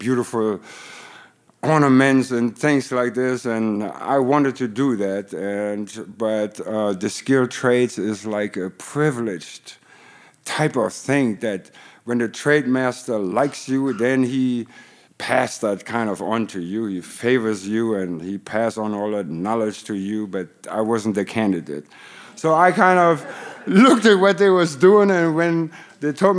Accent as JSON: {"language": "English", "country": "Germany", "tie": "born or raised there", "also_born_or_lived": "Detroit / Hollywood", "second_language": "English", "moved": "as an adult", "lives_now": "United States", "said": "I grew up in Germany"}